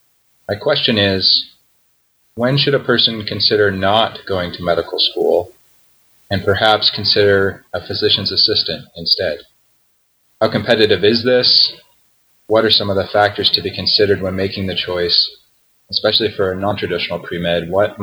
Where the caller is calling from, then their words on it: San Diego, California, United States; I'm calling from San Diego, California. I'm in beginning of my path to becoming a physician, currently a non-traditional pre-med, 31 years old.